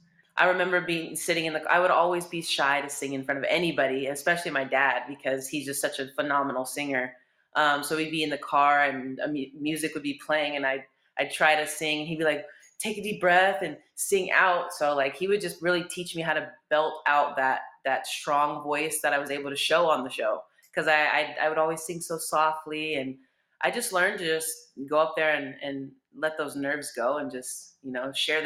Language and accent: English; Mira Mesa, California, United States; Mira Mesa. I had a great childhood, although school wasn't very fun for me